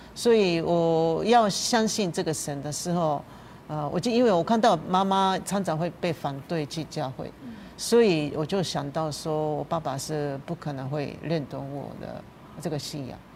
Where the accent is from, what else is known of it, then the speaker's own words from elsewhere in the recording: Japan; Chinese is a second language; moved away as an adult; now in Taiwan; 我在怀念我自己的故乡，跟牧师一样，就是大概的就富士山，那个风景